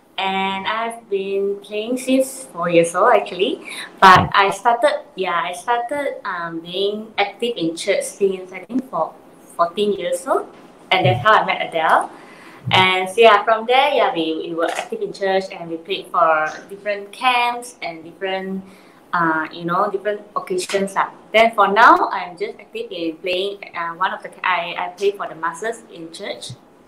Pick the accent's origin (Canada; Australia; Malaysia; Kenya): Malaysia; Penang; Yeah, I'm from Penang as well.